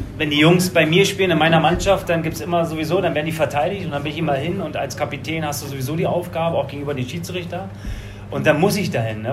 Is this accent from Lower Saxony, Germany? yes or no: no; Berlin, Germany; moved away; Also ich bin ja aus Berlin be-, gekommen